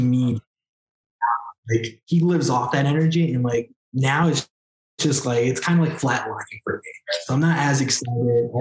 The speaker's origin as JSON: {"language": "English", "town": "New York City", "region": "New York", "country": "United States", "tie": "born or raised there", "said": "I'm a Queens native from New York"}